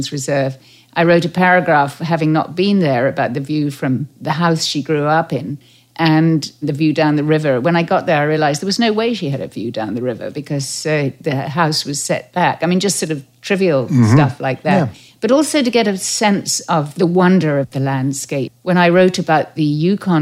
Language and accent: English; Derbyshire Dales, East Midlands, United Kingdom; moved away as an adult; now in Canada; I grew up in the Derbyshire Dales, and I knew the Yorkshire Moors